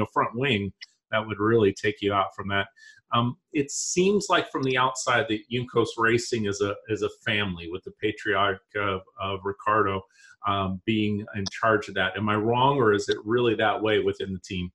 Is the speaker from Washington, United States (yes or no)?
yes; Yakima, Washington, United States; growing up myself in Yakima, Washington